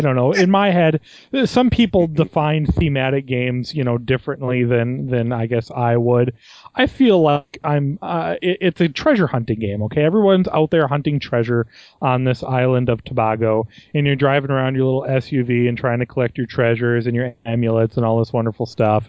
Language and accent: English; United States; me being American